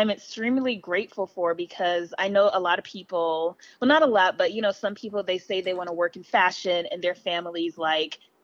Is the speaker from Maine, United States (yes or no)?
no; Los Angeles, California, United States; also born or lived in Belize; I live in L.A. Oh. I grew up in L.A.